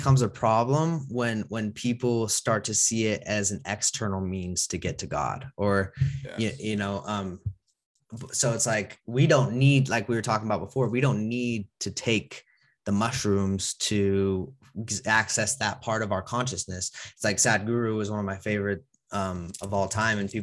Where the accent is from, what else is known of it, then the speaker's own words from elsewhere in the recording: Utah, United States; I was born obviously in Utah, and you know, a lot of religion around me